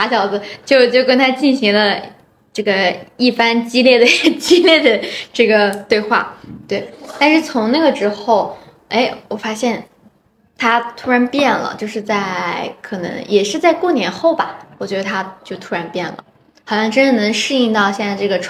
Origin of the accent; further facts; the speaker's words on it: Shanxi, China; 因为我自己本身也是从山西过来的，所以我很清楚